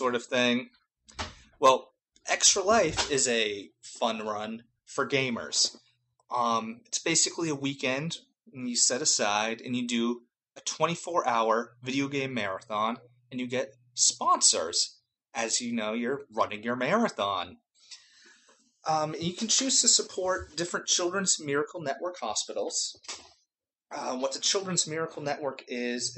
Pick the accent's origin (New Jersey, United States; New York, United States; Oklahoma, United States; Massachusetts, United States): Massachusetts, United States; Boston; I was born and raised in Boston. That's my hometown